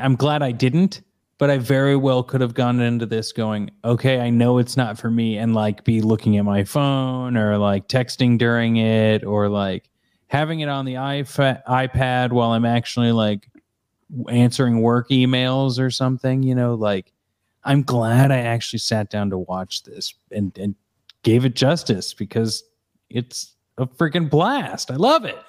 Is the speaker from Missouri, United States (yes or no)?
yes; Missouri, United States; I grew up in Missouri.